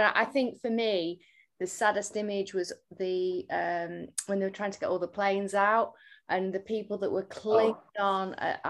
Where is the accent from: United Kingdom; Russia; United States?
United Kingdom; being British.